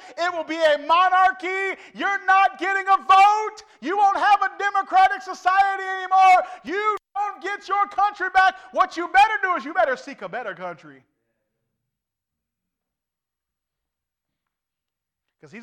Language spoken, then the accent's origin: English; United States; I'm an American through and through